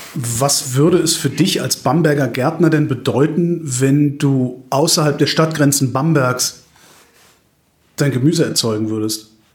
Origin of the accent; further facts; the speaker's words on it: Cologne, North Rhine-Westphalia, Germany; Gebürtiger Kölner